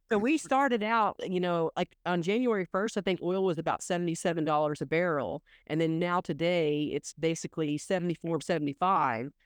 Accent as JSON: {"language": "English", "region": "Oklahoma", "country": "United States", "tie": "born or raised there", "said": "I grew up in Oklahoma"}